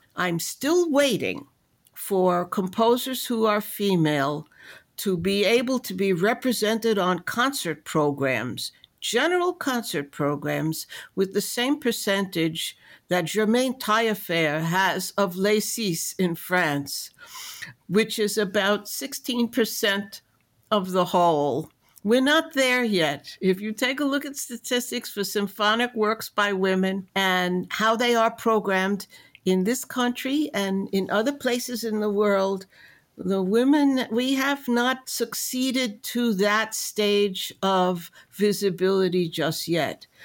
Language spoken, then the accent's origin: English; New York City, New York, United States; also born or lived in Memphis, Tennessee; although I am born in the city of Memphis, Tennessee, I grew up in New York City, even though in outer borough